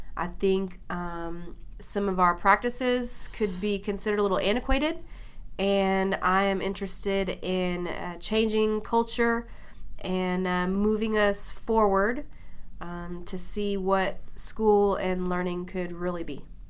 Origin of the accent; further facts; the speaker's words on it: Mesquite, Texas, United States; I grew up here in Mesquite